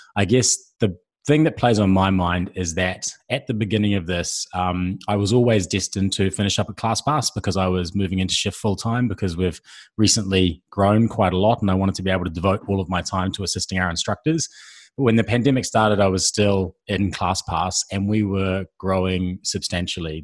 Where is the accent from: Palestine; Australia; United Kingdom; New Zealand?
New Zealand; I'm a New Zealander.